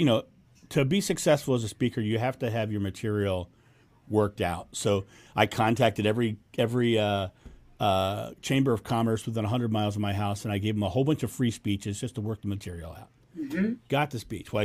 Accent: Rehoboth Beach, Delaware, United States; now in Ohio, United States; My hometown is Rehoboth Beach, Delaware

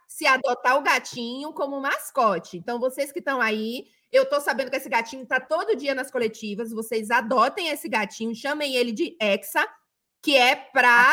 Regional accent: Bahia, Brazil; moved away; also born or lived in Rio de Janeiro; eu me identifiquei cada vez mais com Bahia quando eu saí da Bahia, justamente porque eu precisava dessa conexão

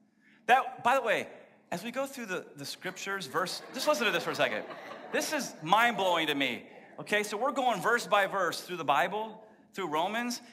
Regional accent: Texas, United States; I was born in Texas

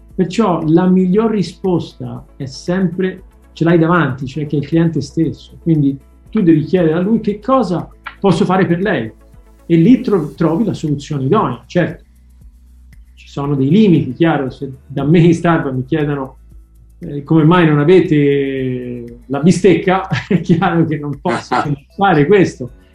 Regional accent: Florence, Tuscany, Italy; in toscano proprio, che io sono di Firenze

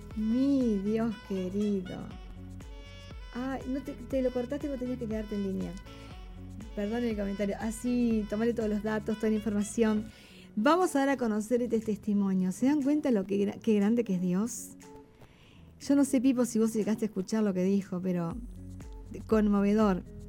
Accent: Uruguay; yo soy de Uruguay

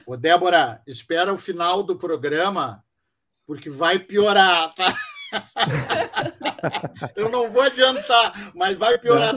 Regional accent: Rio Grande do Sul, Brazil; nós somos gaúchos, mas não somos todos iguais

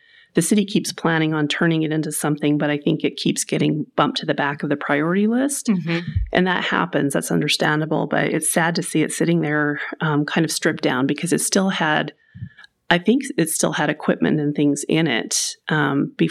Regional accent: Salt Lake, Utah, United States; moved away as an adult; also born or lived in Arizona; now in Murray, United States; I remember growing up that we'd be driving around Salt Lake with my parents

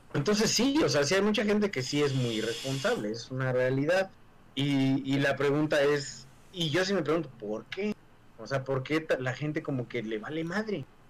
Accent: Mexico

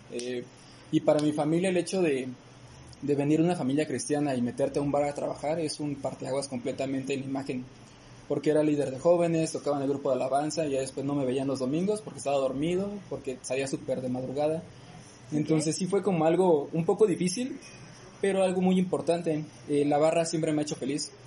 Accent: Morelia, Michoacán, Mexico; soy de aquí de Morelia.

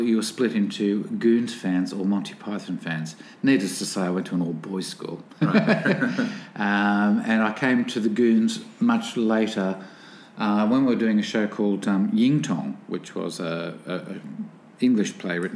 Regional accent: Newcastle, New South Wales, Australia; I was born here in Newcastle, in New South Wales.

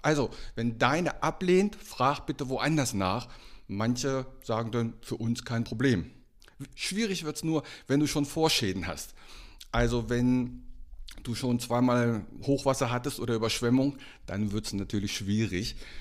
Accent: Einbeck, Lower Saxony, Germany; now in Meldorf, Germany; meine alte Heimatstadt, meine alte Heimatstadt ist betroffen, Einbeck

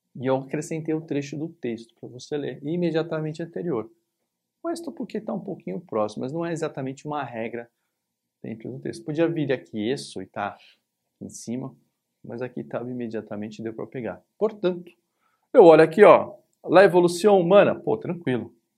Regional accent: São Paulo, Brazil; aqui em São Paulo, onde eu tô, onde eu nasci, cresci

